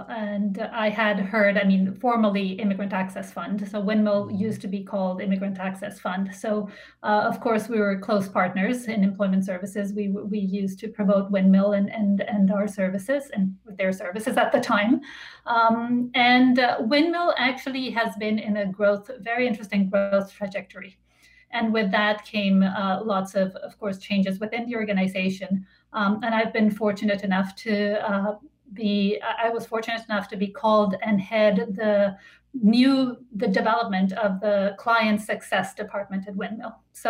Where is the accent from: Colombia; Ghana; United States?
Colombia; now in Canada; I am an immigrant myself. I came to Canada from Colombia with my family in 2001.